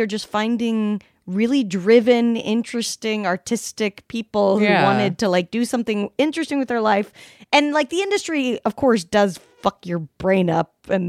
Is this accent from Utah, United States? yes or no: yes; Salt Lake City, Utah, United States; now in Los Angeles, United States; I'm from Salt Lake City.